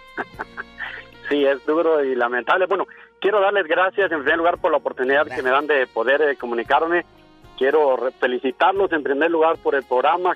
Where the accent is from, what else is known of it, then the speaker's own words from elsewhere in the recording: San Pedro Sacatepéquez, San Marcos, Guatemala; now in United States; Yo soy de Guatemala, en el, en el departamento de San Marcos, eh, en el municipio de San Pedro